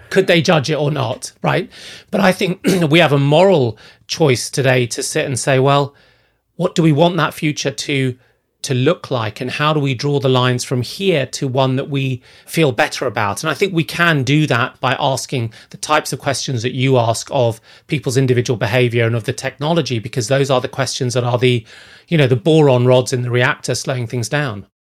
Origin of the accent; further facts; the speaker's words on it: Zambia; moved away; I grew up in Zambia, in sub-Saharan Africa